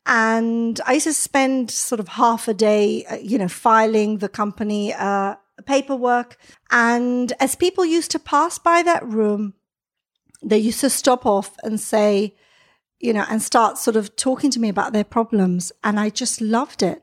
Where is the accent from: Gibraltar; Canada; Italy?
Gibraltar; moved away as an adult; also born or lived in Israel; now in London, United Kingdom; So I'm from Gibraltar, lived in Israel for three years. I came to live in London initially